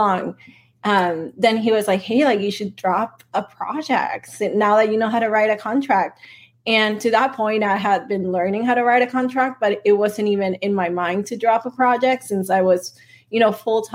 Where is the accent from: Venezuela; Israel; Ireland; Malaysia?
Venezuela; moved away; also born or lived in Silicon Valley; I'm Latina. I'm from Venezuela